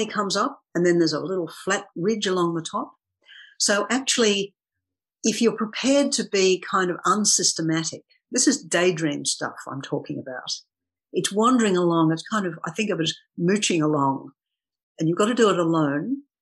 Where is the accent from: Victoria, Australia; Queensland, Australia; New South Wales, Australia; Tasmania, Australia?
New South Wales, Australia; Sydney; I grew up in Sydney, and I actually grew up very near the harbour